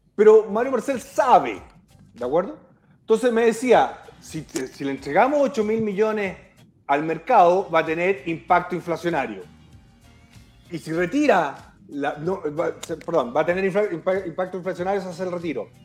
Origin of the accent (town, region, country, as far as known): Chile